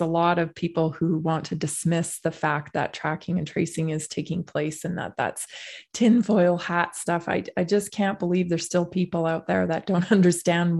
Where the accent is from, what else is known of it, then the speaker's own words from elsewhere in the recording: Canada; moved away; I'm Canadian, so I have a lot of friends and family still there